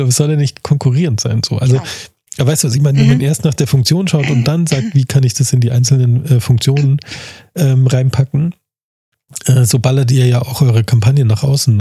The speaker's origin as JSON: {"language": "German", "town": "Munich", "region": "Bavaria", "country": "Germany", "tie": "born or raised there", "also_born_or_lived": "Starnberg", "said": "ich bin ja Münchner, aber ich würde mich nie trauen, ähm, also geboren, born and raised in München"}